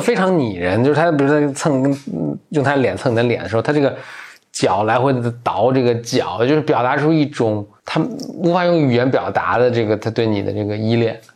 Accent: Beijing, China; 我小时候在北京的时候也挺多的

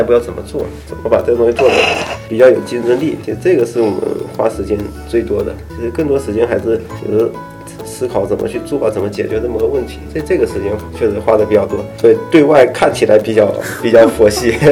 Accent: southern China, China; 我是南方人嘛，但是我口味好像比较杂

